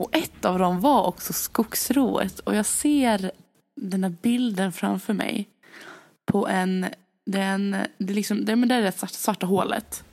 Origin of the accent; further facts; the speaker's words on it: Gästrikland, Gävleborg County, Sweden; hemma i Gästrikland